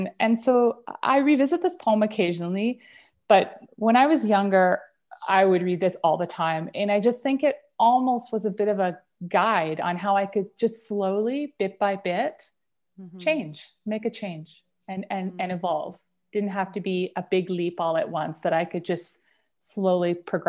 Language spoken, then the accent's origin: English; Toronto, Ontario, Canada; also born or lived in Lower Sackville; now in Calgary, Canada; So quickly, I ping-ponged back and forth between Toronto and a suburb of Halifax called Lower Sackville. So I was Toronto, Sackville, Toronto, Sackville, Toronto. That's where I grew up.